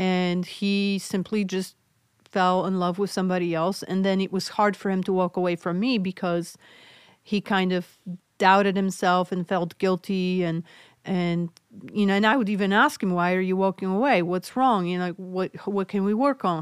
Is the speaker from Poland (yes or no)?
yes; Poland; English is a second language; moved away; I'm originally from Poland, so hence my accent.